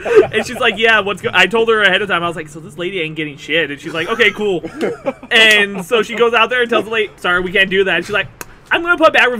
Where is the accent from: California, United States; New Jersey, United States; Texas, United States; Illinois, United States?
California, United States; I'm fairly certain that's just because I came from California. Like, what's up is a very Californian thing to say.